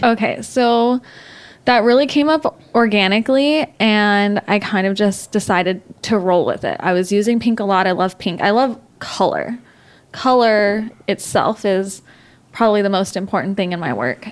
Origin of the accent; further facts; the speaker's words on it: Texas, United States; moved away as an adult; now in Los Angeles, United States; I was born and raised in Texas. I lived there for 26 years before I moved here four years ago